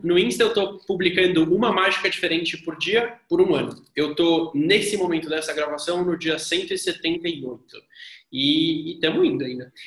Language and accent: Portuguese; Brazil; eu sou brasileiro